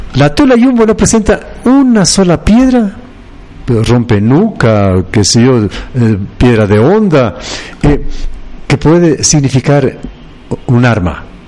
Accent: Ecuador

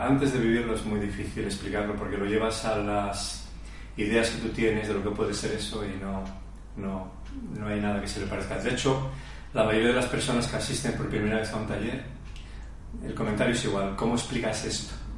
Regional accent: Asturias, Spain; nací en Asturias

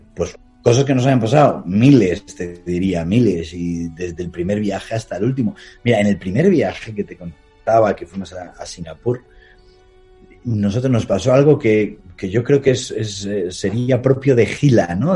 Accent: Palencia, Castile and León, Spain; mi ciudad natal, en Palencia

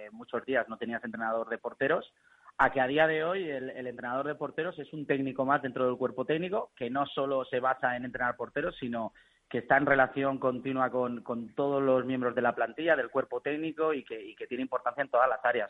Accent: Burriana, Valencian Community, Spain; Yo estaba aquí en Burriana, que es de donde soy

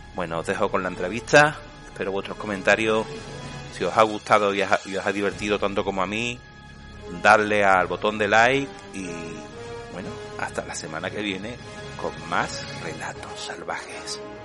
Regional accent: Seville, Andalusia, Spain; yo soy un chaval de Sevilla, en Andalucía, en España, del barrio de Triana

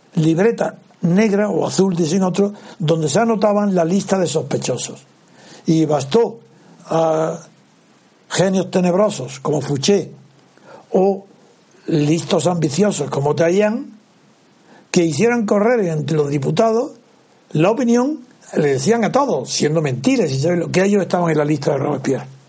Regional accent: Andalusia, Spain; yo soy andaluz

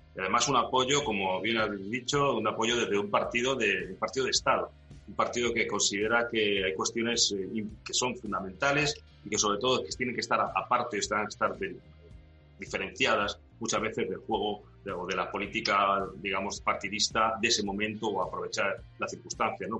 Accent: Ceuta, Spain

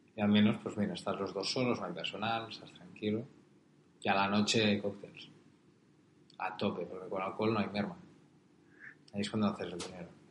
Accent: Pollença, Balearic Islands, Spain; moved away; abrir mi restaurante con Neus en mi pueblo, en Pollensa

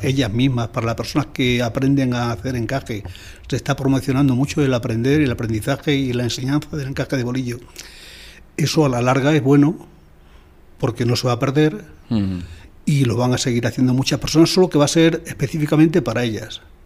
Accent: Almagro, Castilla-La Mancha, Spain; yo he vivido siempre fuera de mi pueblo

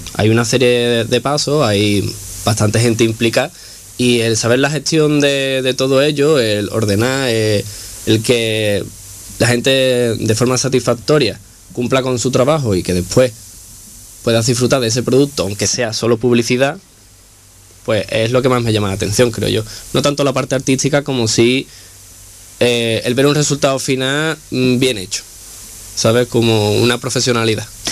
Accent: Chipiona, Andalusia, Spain; moved away as an adult; now in Granada, Spain; Yo vengo de un pequeño pueblo de Cádiz, de Chipiona

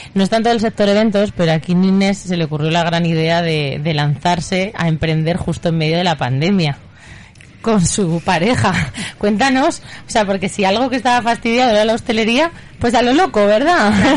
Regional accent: María, Aragon, Spain; Yo, que soy de María

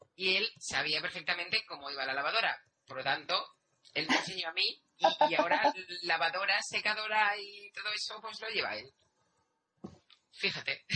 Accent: Sant Fost de Campsentelles, Catalonia, Spain; Mi pueblo es San Fos de Capsantellas

